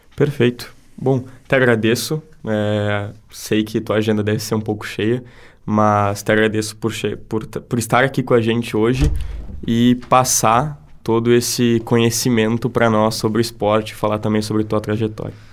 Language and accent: Portuguese; Santana do Livramento, Rio Grande do Sul, Brazil; now in Santa Maria, Brazil; eu sou de Santana do Livramento e eu não vejo lá na minha cidade o que é feito aqui